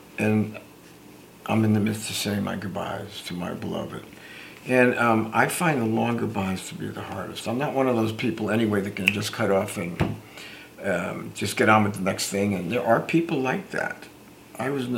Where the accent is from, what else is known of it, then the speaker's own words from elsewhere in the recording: Newark, New Jersey, United States; I grew up in the Newark, New Jersey area